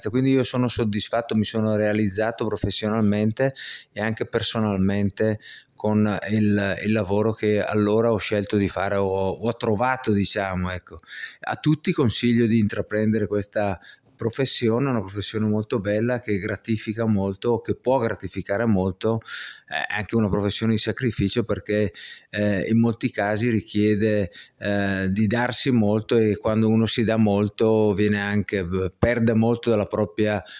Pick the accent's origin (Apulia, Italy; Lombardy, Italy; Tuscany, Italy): Lombardy, Italy; Brescia; Sì, sì, sono di Brescia.